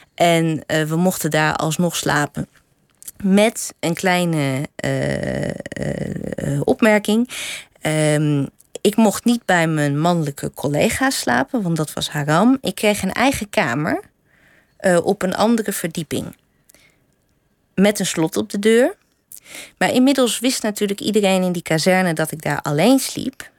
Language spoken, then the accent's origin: Dutch; Drenthe, Netherlands; ik ben opgegroeid in Drenthe.